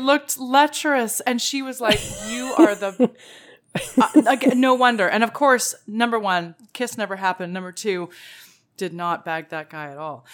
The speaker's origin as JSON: {"language": "English", "country": "Canada", "said": "there's a lot of us Canadians who will play hockey out in the road"}